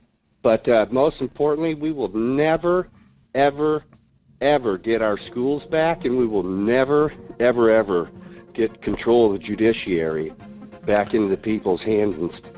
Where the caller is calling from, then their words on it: Fairbanks, Alaska, United States; This is … in Fairbanks.